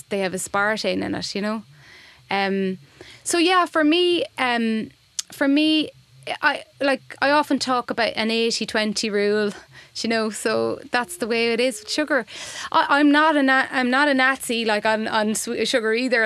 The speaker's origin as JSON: {"language": "English", "town": "Boyle", "region": "Connacht", "country": "Ireland", "moved": "yes", "said": "I moved home. I'm from Boyle, County Roscommon, so I moved home"}